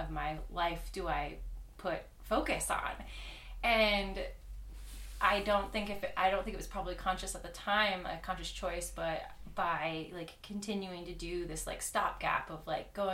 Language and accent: English; Washington, United States; moved away as an adult; also born or lived in Massachusetts; I grew up in Washington.